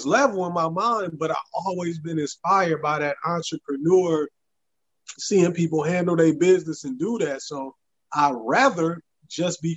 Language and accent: English; Racine, Wisconsin, United States; moved away as an adult; now in Memphis, United States; I'm originally from Racine, Wisconsin. I ended up in Memphis originally to go to college, and then I loved it, and I ended up making it in my home.